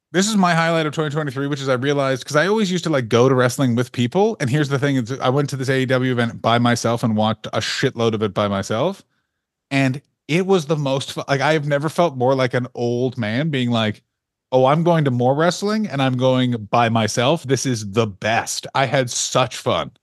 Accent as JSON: {"language": "English", "country": "Canada", "said": "as a Canadian person"}